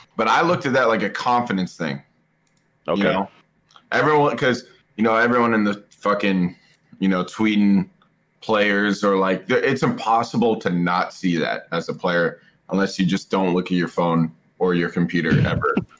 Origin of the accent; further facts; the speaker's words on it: Seattle, Washington, United States; I'm from Seattle.